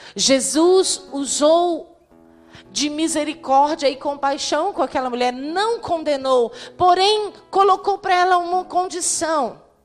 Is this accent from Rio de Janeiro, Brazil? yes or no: no; Guarapari, Espírito Santo, Brazil; now in Tombos, Brazil; Sou de Guarapari, Espírito Santo, mas adotei Tombos